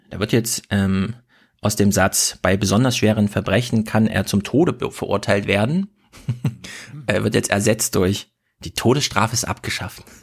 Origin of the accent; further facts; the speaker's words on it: Thuringia, Germany; ich bin aus dem Herzen Thüringen, äh, Deutschlands